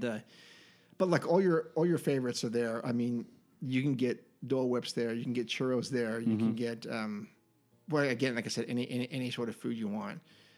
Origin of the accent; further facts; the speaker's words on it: California, United States; we're from California